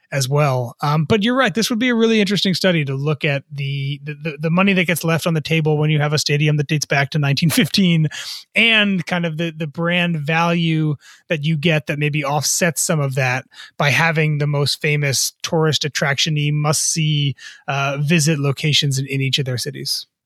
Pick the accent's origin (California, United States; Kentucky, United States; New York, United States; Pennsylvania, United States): New York, United States; New York area, United States; I grew up in the New York area